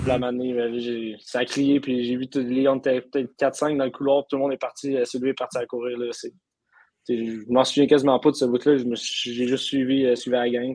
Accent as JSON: {"language": "French", "town": "Amos", "region": "Quebec", "country": "Canada", "said": "je viens d'Amos"}